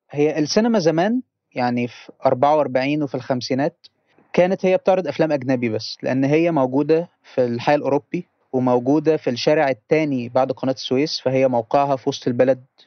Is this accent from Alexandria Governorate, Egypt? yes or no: no; Port Said, Port Said Governorate, Egypt; عندنا في بورسعيد